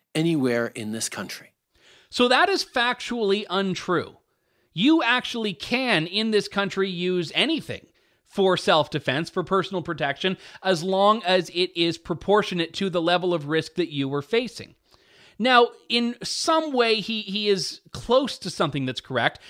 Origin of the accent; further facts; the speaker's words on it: Ontario, Canada; I, I was raised in Ontario, and I've lived here uh, all of my life